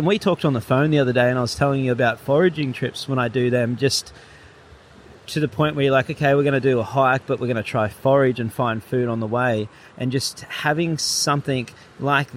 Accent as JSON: {"language": "English", "town": "Gold Coast", "region": "Queensland", "country": "Australia", "moved": "yes", "lives_now": "Crescent Head, Australia", "said": "I'm from the Gold Coast."}